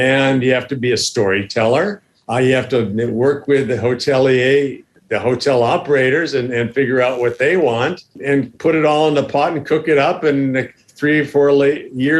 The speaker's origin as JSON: {"language": "English", "country": "United States", "moved": "as an adult", "lives_now": "Thailand", "said": "Being American"}